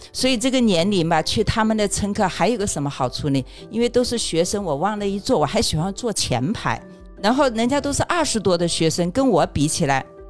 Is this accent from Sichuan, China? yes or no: yes; Sichuan, China; now in Beijing, China; 我不是四川人吗